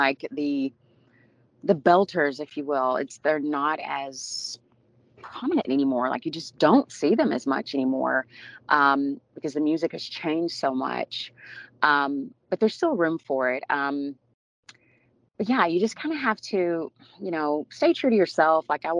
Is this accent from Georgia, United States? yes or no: no; Arkansas, United States; What I enjoy most, just community, having my, you know, my family, most of my family was there and is there in Arkansas.